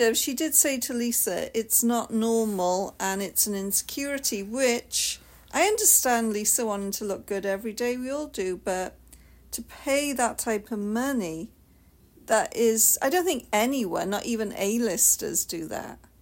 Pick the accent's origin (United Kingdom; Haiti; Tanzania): United Kingdom; I'm the Brit